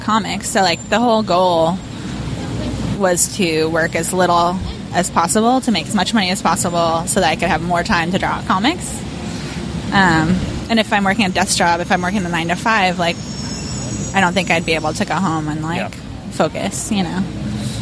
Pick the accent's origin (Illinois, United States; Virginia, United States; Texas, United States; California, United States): Illinois, United States; Chicago; moved away as an adult; also born or lived in San Francisco; now in New York, United States; I grew up in Chicago